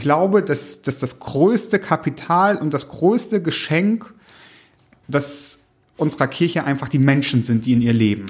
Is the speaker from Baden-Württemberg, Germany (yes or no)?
no; East Frisia, Lower Saxony, Germany; ich komme aus Ostfriesland, da gibt's eine klare Trennung auch zwischen einer lutherischen Landeskirche und einer reformierten Landeskirche nochmal